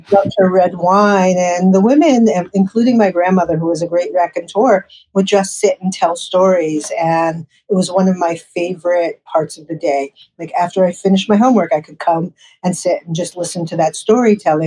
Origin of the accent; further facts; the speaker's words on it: New York City, New York, United States; I grew up in New York City